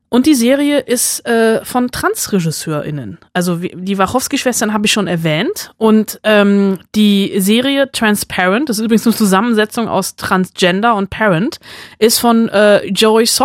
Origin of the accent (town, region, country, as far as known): Bonn, North Rhine-Westphalia, Germany; born or raised there